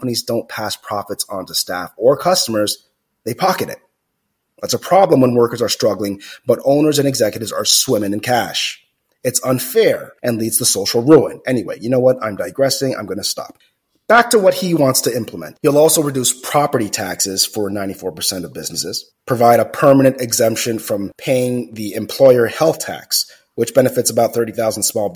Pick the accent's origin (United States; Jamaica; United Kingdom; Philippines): Jamaica; moved away; I grew up in Jamaica, and in my most formidable years as a kid, I didn't have any hot water.